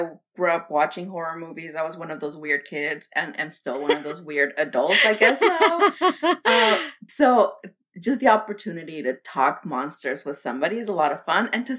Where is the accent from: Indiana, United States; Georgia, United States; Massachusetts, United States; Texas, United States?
Texas, United States; South; also born or lived in Reynosa, Mexico; I'm from South Texas. I was born in Reynosa, which is northern Mexico, and I grew up in South Texas. So I've always lived by the river in one way or another.